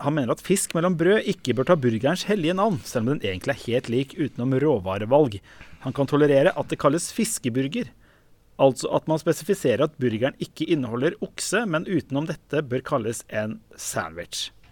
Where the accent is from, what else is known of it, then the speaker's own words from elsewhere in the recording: Østfold, Norway; Jeg kommer jo fra Østfold.